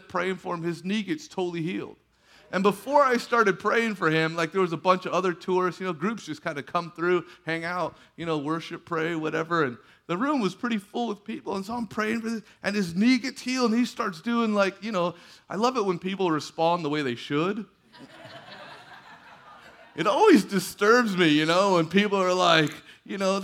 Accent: California, United States; We're from California

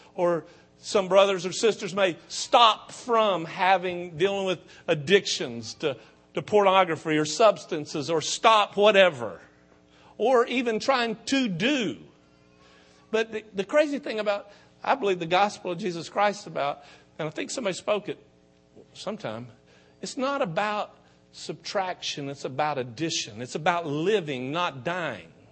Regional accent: Okeechobee, Florida, United States; accent: country; we're from Okeechobee

